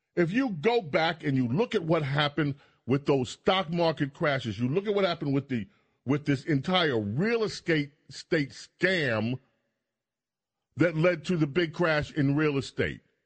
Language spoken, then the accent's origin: English; New York City, New York, United States; I grew up in, in New York, in Queens. I grew up in St. Albans